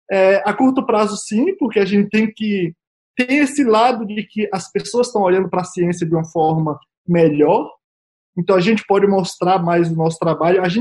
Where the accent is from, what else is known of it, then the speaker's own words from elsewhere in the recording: Brazil; nós somos brasileiros, nós temos memórias, memória curta.